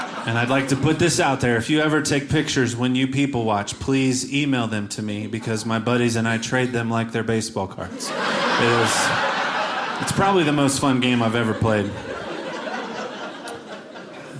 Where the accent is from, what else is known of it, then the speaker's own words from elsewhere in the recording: Cincinnati, Ohio, United States; I'm from Cincinnati, Ohio, which means I go on terrible Midwest family vacations every year